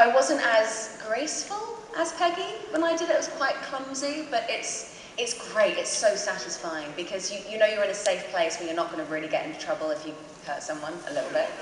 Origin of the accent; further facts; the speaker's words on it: London, United Kingdom; accent: modern London; my normal accent's a bit more London, modern London.